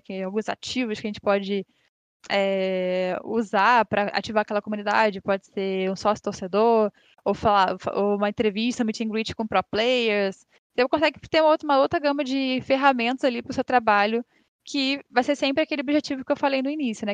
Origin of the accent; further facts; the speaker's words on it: Rio de Janeiro, Brazil; Eu sou daqui do Rio